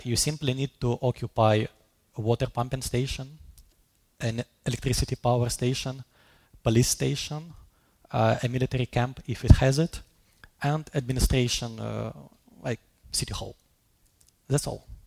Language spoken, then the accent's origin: English; Kharkiv, Kharkiv Oblast, Ukraine; first language Russian; English is a second language; moved away as an adult; now in Oslo, Norway; my mother language is Russian because I was born in Kharkiv, second biggest city in Ukraine